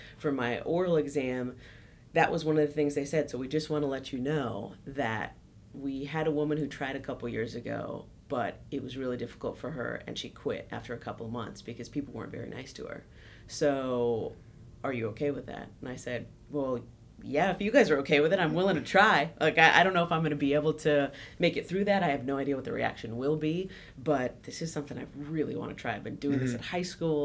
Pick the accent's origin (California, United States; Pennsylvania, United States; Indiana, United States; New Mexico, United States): California, United States; Clovis; I grew up in Central Valley of California. Clovis